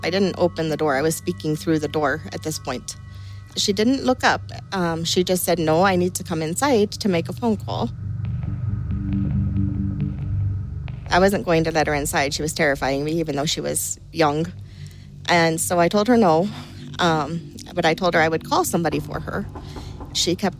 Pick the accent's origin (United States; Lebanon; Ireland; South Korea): Ireland; County Clare, Munster; Growing up in Ireland, you grow up with things like fairies, and you just grow up with them as if they're real